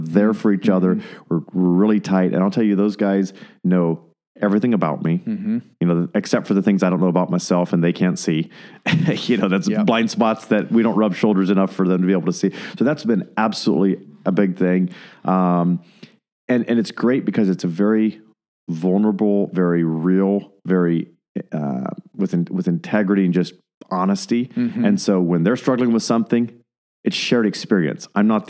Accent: Fort Worth, Texas, United States; he said he's from Texas. He's from Midland. I'm from Fort Worth.

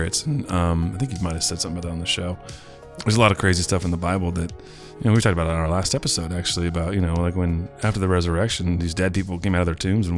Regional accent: Northern California, United States; I'm from Northern California

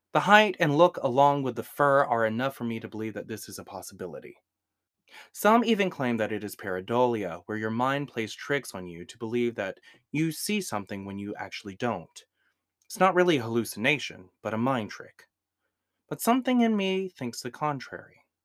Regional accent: Georgia, United States; I'm from the South, from a little state known as Georgia.

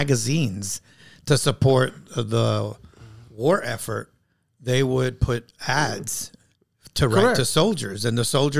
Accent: Puerto Rico; also born or lived in New York City, United States; I actually completed junior high school and high school on the island, which was a blessing.

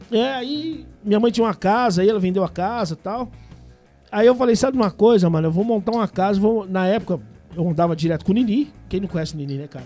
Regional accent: São Paulo, Brazil; moved away; also born or lived in Belo Horizonte, Minas Gerais; quando eu era moleque, em São Paulo

